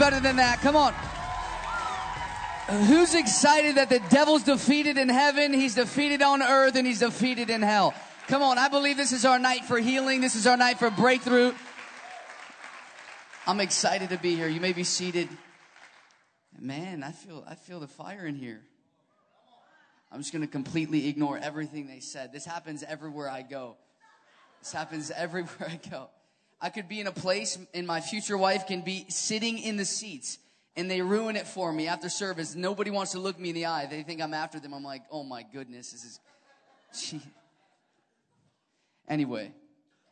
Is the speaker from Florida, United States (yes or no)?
no; Chicago, Illinois, United States; I'm from Chicago